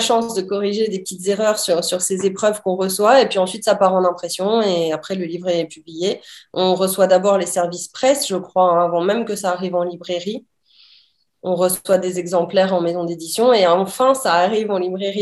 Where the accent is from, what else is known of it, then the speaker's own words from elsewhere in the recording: southern France, France; moved away as an adult; je suis revenue dans le sud de la France dans ma région natale, enfin de là où j'ai grandi